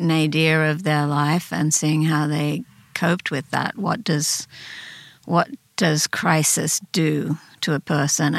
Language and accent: English; Sydney, New South Wales, Australia; moved away as an adult; also born or lived in Ashfield, Sydney; now in United States; that was where I really grew up